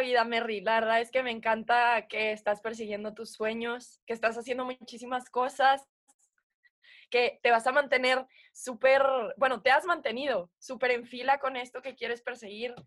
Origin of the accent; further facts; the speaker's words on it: Puebla, Mexico; also born or lived in United States; now in Mexico City, Mexico; yo nací en Puebla, crecí en Puebla